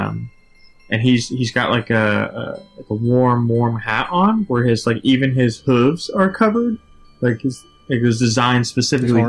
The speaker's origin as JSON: {"language": "English", "town": "Nashville", "region": "Tennessee", "country": "United States", "tie": "born or raised there", "said": "Nashville, which is my hometown"}